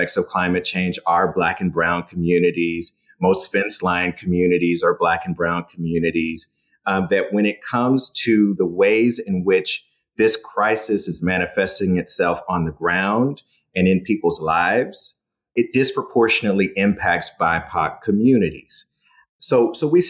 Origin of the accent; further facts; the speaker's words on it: Dallas, Texas, United States; my hometown, Dallas, Texas